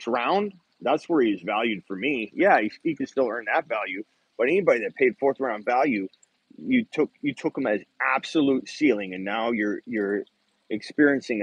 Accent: Arizona, United States; I'm from Arizona.

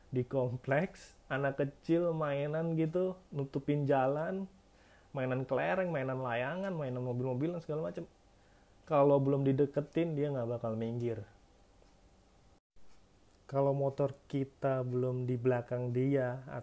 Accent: Yogyakarta, Special Region of Yogyakarta, Indonesia; now in Tangerang, Indonesia; beda banget pas gue masih di Jogja gue kebetulan lahir di Jogja sampai umur 18 17 tinggal di Jogja

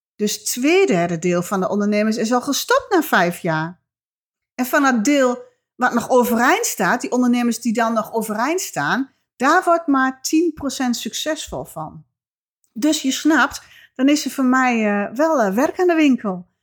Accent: Twente, Overijssel, Netherlands; accent: Twents; mijn Twentse accent

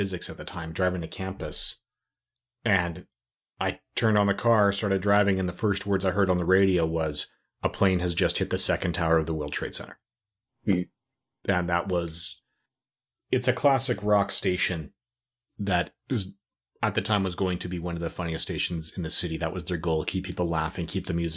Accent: Canada; also born or lived in Ireland; I'm Canadian myself

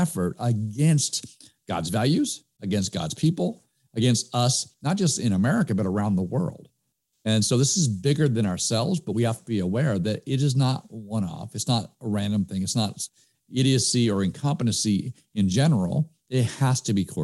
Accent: United States; we as American people

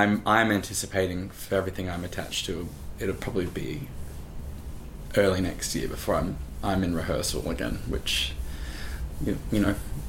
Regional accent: Gold Coast, Queensland, Australia; now in New York, United States; I'm from Queensland, and I ended up getting bussed down to the Gold Coast, where I'm from

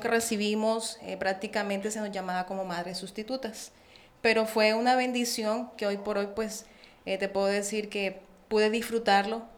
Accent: Barranquilla, Atlántico, Colombia; accent: santanderiana y costeña; moved away as an adult; also born or lived in Bucaramanga, Santander, Colombia; now in Mexico; Yo nací en Bucaramanga, Santander, ciudad de los parques, muy reconocida, y nací y me crié el resto de mi, de mi infancia, adolescencia y juventud en Barranquilla La Arenosa

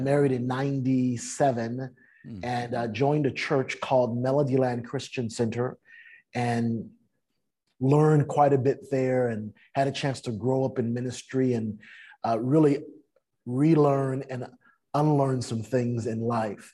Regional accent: San Francisco, California, United States; now in Southern California, United States; I was mm. raised in San Francisco

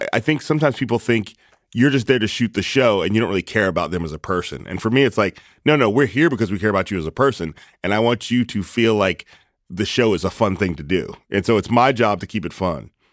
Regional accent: East Palo Alto, California, United States; I was born in East Palo Alto, or, uh, that's where my parents were when I was born

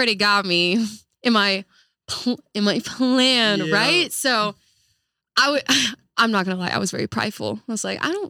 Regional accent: Kuwait; born there; I was born in Kuwait, so having that kind of diverse influence in my life was just something so profound at a very early age in my life.

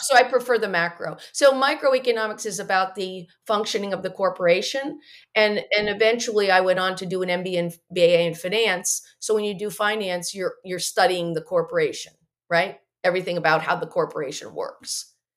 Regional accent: Morristown, New Jersey, United States; I grew up in Morristown, New Jersey

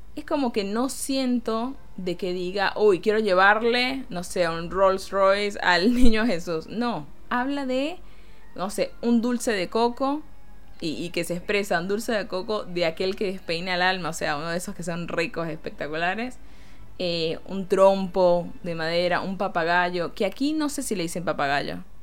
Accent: Caracas, Capital District, Venezuela; también tiene un acento muy diferente al que tenemos en Caracas

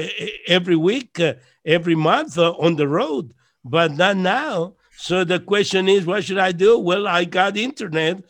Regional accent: Costa Rica; I'm from Costa Rica, and so blessed to be here in the Latin world

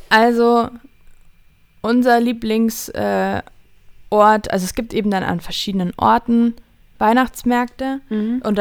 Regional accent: Allgäu, Bavaria, Germany; bei uns im Allgäu

